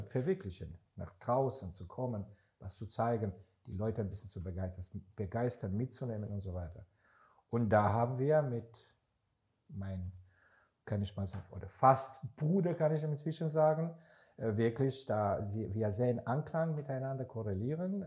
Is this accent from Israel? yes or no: yes; Israel; now in Germany; Ich bin seit Ende 94, 95 in Deutschland, komme ich ursprünglich aus Israel